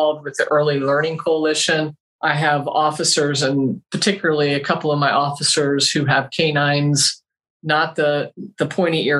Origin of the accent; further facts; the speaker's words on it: Pinellas County, Florida, United States; moved away as an adult; also born or lived in St. Petersburg, Florida / Hillsborough County, Florida; now in Bradenton, United States; I was born and bred in Pinellas County